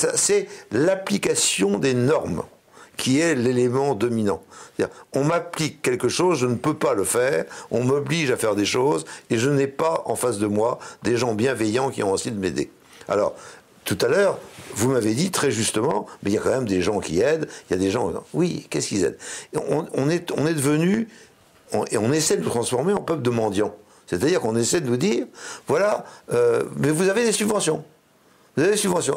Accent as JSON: {"language": "French", "region": "Brittany", "country": "France", "said": "chez moi en Bretagne. Hein. moi en Bretagne, il y, a, une solidarité"}